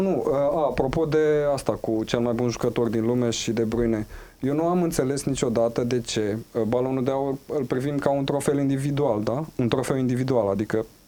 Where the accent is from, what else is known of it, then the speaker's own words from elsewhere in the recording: Huși, Moldavia, Romania; Da, și eu tot fiul al Moldovei sunt. Da. Uh, tot la mine, în orașul natal